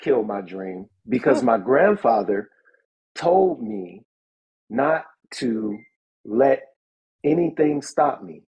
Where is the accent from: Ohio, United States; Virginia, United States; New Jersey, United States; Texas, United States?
Ohio, United States; Cleveland; moved away; I'm from Cleveland originally